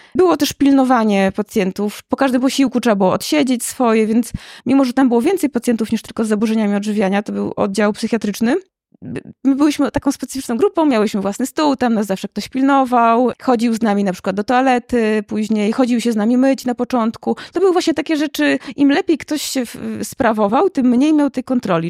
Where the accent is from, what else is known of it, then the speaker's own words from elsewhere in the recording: Łomża, Podlaskie Voivodeship, Poland; Ja nie jestem z Warszawy, jestem z Łomży